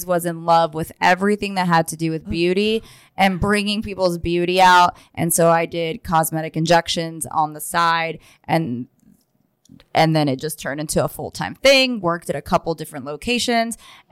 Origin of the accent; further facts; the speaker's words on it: Israel; I'm from Israel, and I'm Jewish